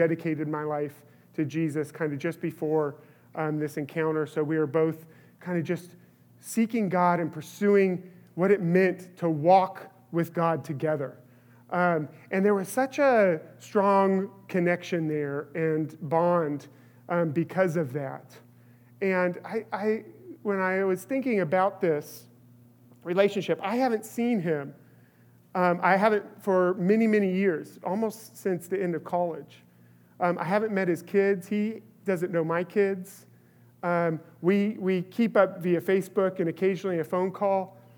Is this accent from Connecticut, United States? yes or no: no; California, United States; I grew up in California